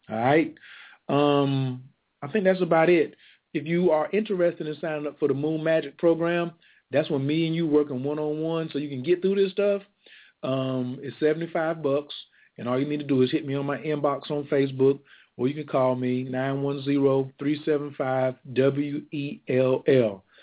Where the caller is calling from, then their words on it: Fort Worth, Texas, United States; I'm calling from Fort Worth